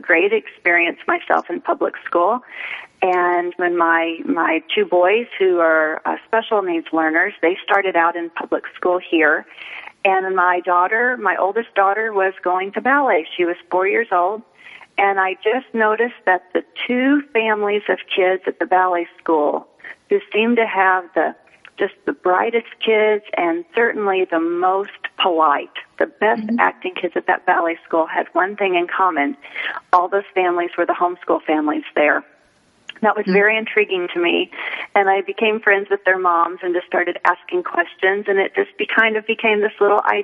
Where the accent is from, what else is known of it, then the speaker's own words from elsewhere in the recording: Midwest, United States; also born or lived in Los Angeles; now in Phoenix, United States; growing up in the Midwest